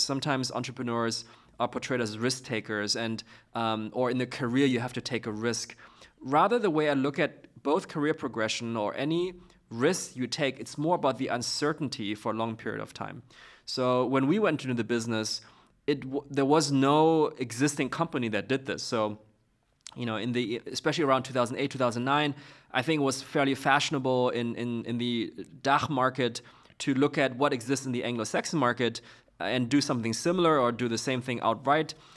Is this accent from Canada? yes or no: no; Beijing, China; moved away; also born or lived in Zurich; I'm from Beijing